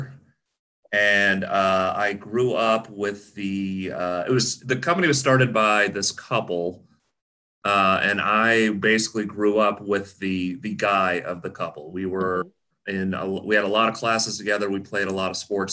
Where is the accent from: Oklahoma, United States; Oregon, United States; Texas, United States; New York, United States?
Oklahoma, United States; Tulsa; moved away as an adult; now in Los Angeles, United States; I grew up in Tulsa, Oklahoma